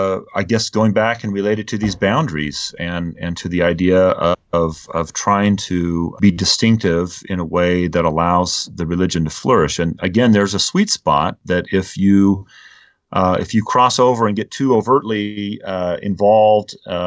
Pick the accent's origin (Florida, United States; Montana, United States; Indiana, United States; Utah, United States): Utah, United States; before the political caucus meetings were held in Utah, I was asked in my home state to speak at a fireside about civility